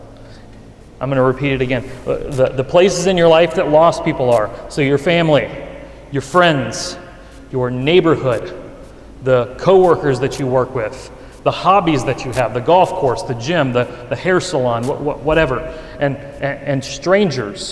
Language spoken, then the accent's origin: English; the Bible Belt, United States; It was in my hometown